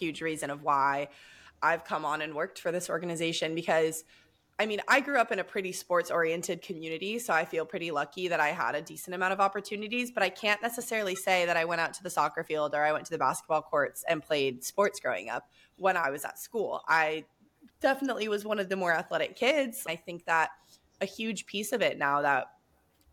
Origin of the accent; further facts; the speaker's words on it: Southern California, United States; I'm born and raised in Southern California